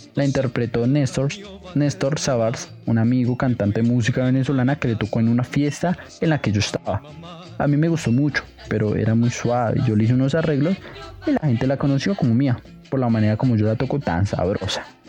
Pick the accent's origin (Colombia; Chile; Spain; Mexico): Colombia; todos los colombianos hemos bailado